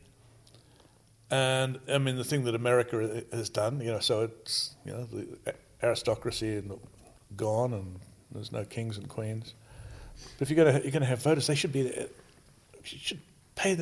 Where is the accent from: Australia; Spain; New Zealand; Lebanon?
Australia; now in United States; I'm from Australia